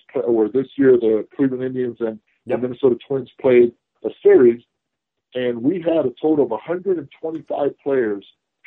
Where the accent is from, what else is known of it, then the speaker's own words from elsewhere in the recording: Puerto Rico; also born or lived in Cincinnati, Ohio, United States; I was raised in Puerto Rico. I would have been born there, but I was an in-season child, and so was my brother. So during the season, we were in Cincinnati. I was born in Cincinnati and proud of it. But I consider myself a Puerto Rican.